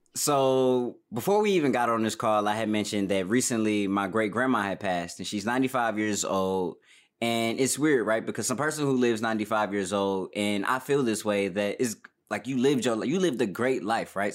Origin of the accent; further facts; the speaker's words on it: Detroit, Michigan, United States; moved away as an adult; now in Los Angeles, United States; I'm from Detroit, born and raised